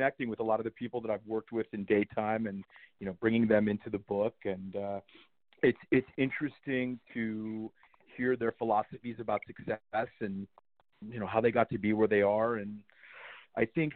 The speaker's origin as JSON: {"language": "English", "town": "New Castle", "region": "Pennsylvania", "country": "United States", "tie": "born or raised there", "said": "my hometown of Newcastle, Pennsylvania."}